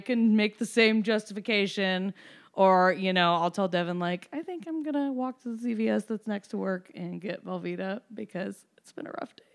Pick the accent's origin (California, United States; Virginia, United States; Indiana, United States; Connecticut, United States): Indiana, United States; Evansville; moved away as an adult; I'm from Evansville, Indiana